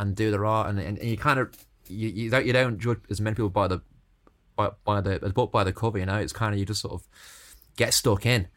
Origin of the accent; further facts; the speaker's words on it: Stoke-on-Trent, West Midlands, United Kingdom; now in Dublin, Ireland; I was always growing up in Stoke, so my accents.